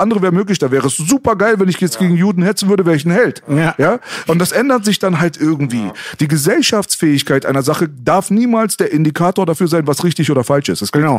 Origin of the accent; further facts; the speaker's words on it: Germany; sie sind doch Deutscher, sie sind doch hier geboren